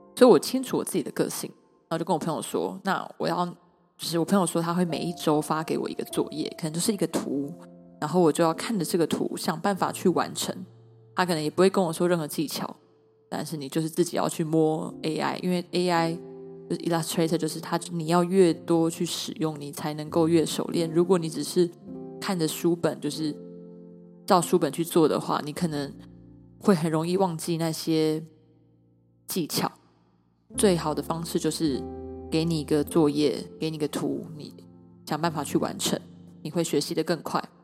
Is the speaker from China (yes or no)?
no; Taiwan; 我来自台湾，我是台湾人